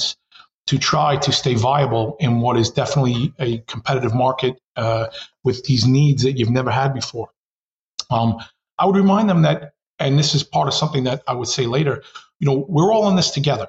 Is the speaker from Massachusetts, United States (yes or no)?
no; New York City, New York, United States; as a consummate New Yorker